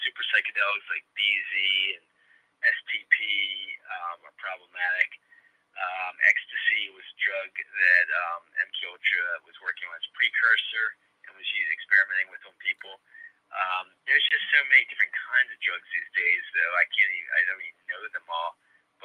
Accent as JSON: {"language": "English", "town": "Baltimore", "region": "Maryland", "country": "United States", "tie": "born or raised there", "said": "Baltimore, my hometown"}